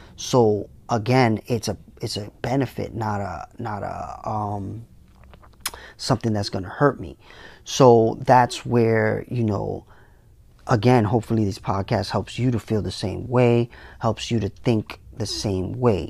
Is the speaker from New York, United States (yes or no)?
yes; New York City, New York, United States; I came from the Bronx